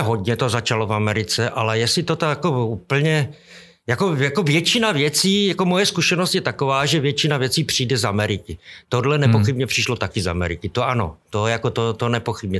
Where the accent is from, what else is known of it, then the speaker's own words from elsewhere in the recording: Šumperk, Olomouc Region, Czechia; moved away; A my všichni jako vlastně jsme byli ze Šumperku.